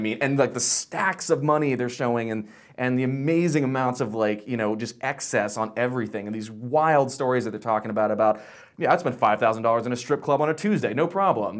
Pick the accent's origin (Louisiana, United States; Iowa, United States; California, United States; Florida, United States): Florida, United States; Pensacola; I grew up in Florida, but, like, the opposite end